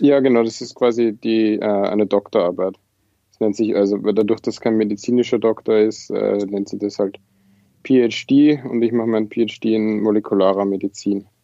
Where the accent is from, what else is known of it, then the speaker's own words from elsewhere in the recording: Lower Austria, Austria; moved away as an adult; also born or lived in Vienna; now in Trondheim, Norway; Ja, ich bin aus Österreich. Äh, ich habe sechs Jahre in Wien studiert und gelebt, äh, bin aber ursprünglich äh, nicht aus Wien, sondern aus Niederösterreich